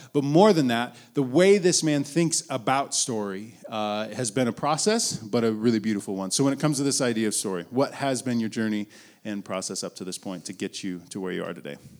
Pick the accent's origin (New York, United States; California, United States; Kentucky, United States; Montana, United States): Montana, United States; Billings; I was born in Billings, Montana